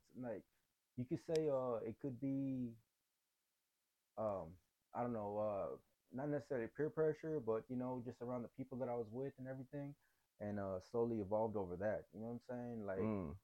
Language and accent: English; Dallas, Texas, United States; Born and raised in Oak Cliff